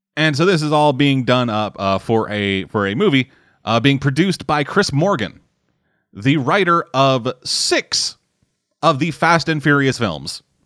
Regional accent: Canada; I'm fucking Canadian

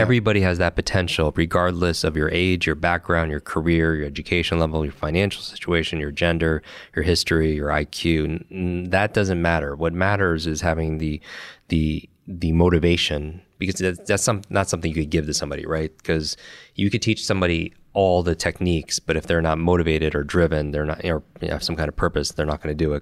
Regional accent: Westchester, New York, United States; I grew up in Westchester, New York

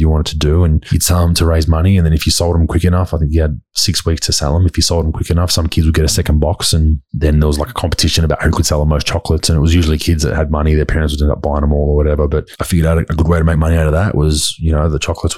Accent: Dandenong, Victoria, Australia; also born or lived in Endeavour Hills / Mulgrave; growing up in Dandenong for me in that area

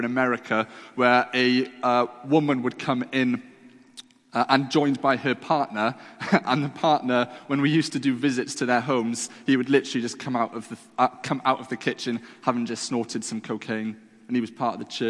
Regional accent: Wales, United Kingdom; I was brought up in the classic old, dusty Welsh chapels. I feel like I can say that because I am Welsh

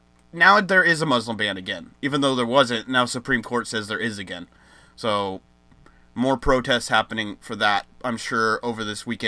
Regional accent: United States; me as an American

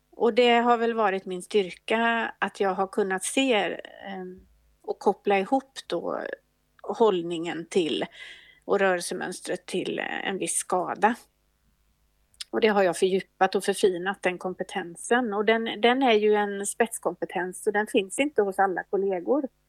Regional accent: Gothenburg, Västra Götaland, Sweden; moved away; also born or lived in Uppsala; jag kommer ursprungligen från Göteborg

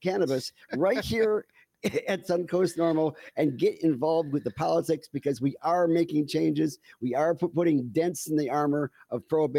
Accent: Canada; now in Florida, United States; this is actually a maple leaf and I'm Canadian.

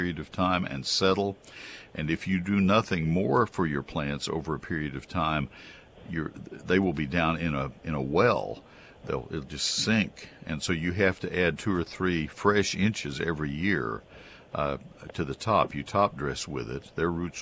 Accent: Brazos County, Texas, United States; I grew up in Brazos County. I know the soils

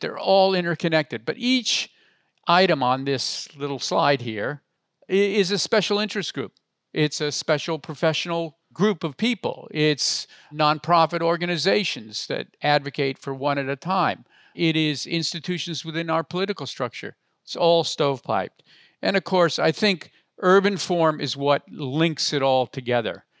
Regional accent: Palo Alto, California, United States; I grew up in Palo Alto

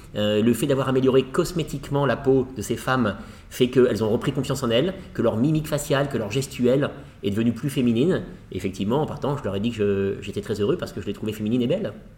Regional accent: France; je suis français

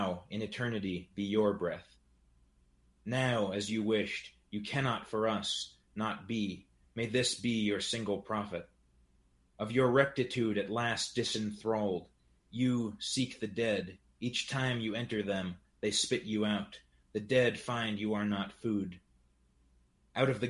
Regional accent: New Hampshire, United States; I'm a poet and translator from New Hampshire

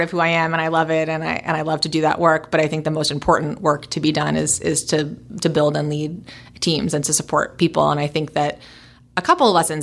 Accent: New York City, New York, United States; moved away as an adult; now in Portland, United States; a native New Yorker, born and raised in New York City

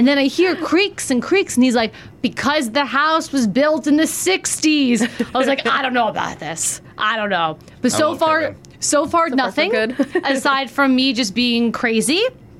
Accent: Marlboro, United States; where I grew up in Marlboro and stuff like that. I was just like people, I didn't have neighbors

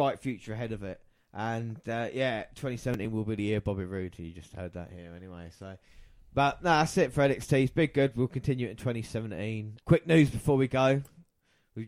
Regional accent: England, United Kingdom; us being English

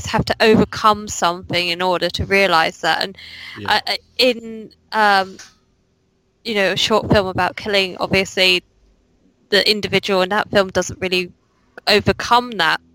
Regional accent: England, United Kingdom; It's just me being English.

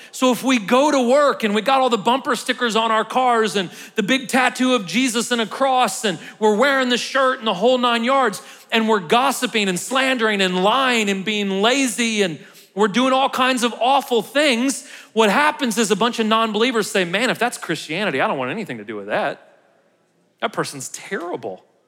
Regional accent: United States

